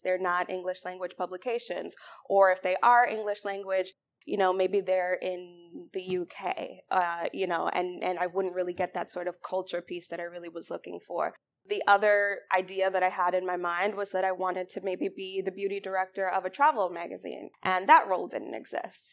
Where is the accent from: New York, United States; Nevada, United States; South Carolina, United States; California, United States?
New York, United States; Mount Vernon; moved away as an adult; also born or lived in State College, Pennsylvania; now in Detroit, United States; I'm from Mount Vernon, New York, which is right outside of the Bronx. Um, went to school in the Bronx